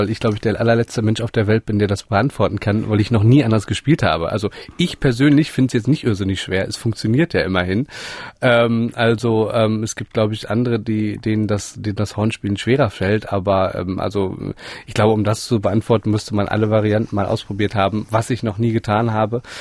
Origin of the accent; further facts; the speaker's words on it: Göttingen, Lower Saxony, Germany; ich komme aus, aus Göttingen, das ist äh, sehr zentral in, in, Deutschland, nicht so wahnsinnig groß und es gab eben nur einen einzigen Hornlehrer dort.